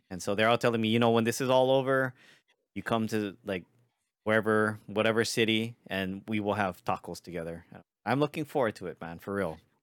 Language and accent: English; Hawaii, United States; I'm from Hawaii